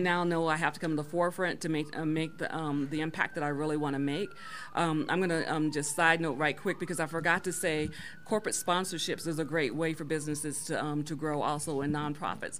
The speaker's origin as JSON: {"language": "English", "town": "Colorado Springs", "region": "Colorado", "country": "United States", "tie": "born or raised there", "said": "I grew up in Colorado Springs"}